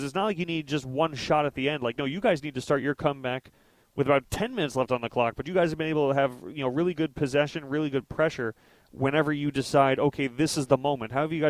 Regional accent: New York, United States; I'm from the Northeast, I'm from New York

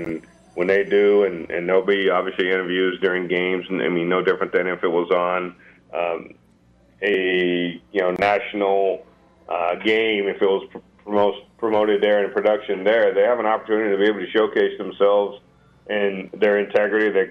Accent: Texas, United States; moved away; I'm born and raised in Texas

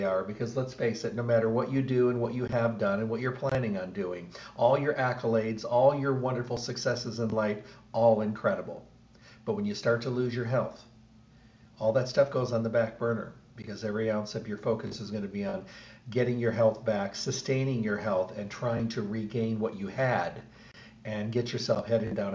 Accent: Midwest, United States; now in Las Vegas, United States; I was raised in the Midwest

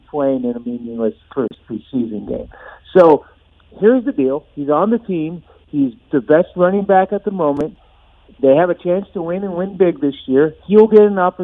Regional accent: Bay Area, California, United States; I grew up in the Bay Area, and I'm old enough to have been there when there was the Oakland Raiders.

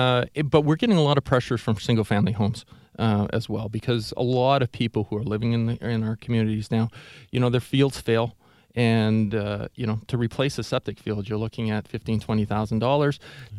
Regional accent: Oshawa, Ontario, Canada; born there; I was. Yeah, I was born in Oshawa.

